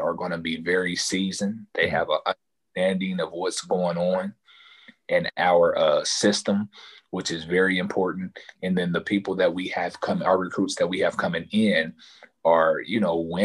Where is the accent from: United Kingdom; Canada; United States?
United States; Dayton, Ohio; Growing up in Dayton